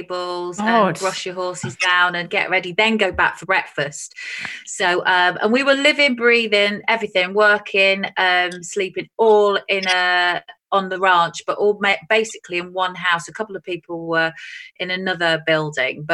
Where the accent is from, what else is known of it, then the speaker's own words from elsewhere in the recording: Essex, East of England, United Kingdom; a lot of people think I'm from Manchester, but I'm not. I'm from Essex